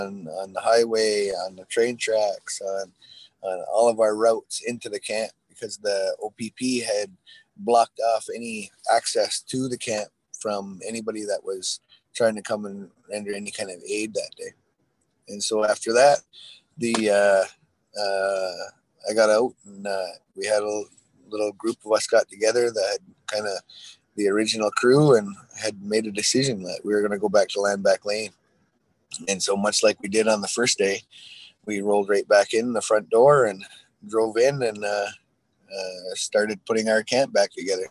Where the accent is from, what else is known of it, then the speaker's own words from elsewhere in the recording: Six Nations of the Grand River, Ontario, Canada; We're Haudenosaunee people from Six Nations